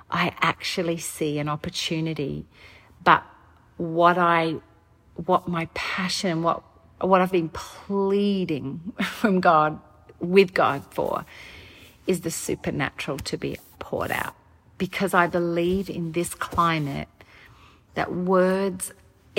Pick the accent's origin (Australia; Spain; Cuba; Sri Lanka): Australia; now in United States; I'm Australian, and so we don't have this political climate in Australia